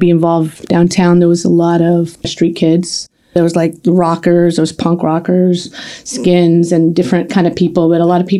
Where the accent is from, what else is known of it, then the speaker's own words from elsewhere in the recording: Portland, Oregon, United States; I was born and raised in Portland. I grew up first in North and Northeast Portland, and that was actually our black neighborhood. My mom moved us downtown to go to school.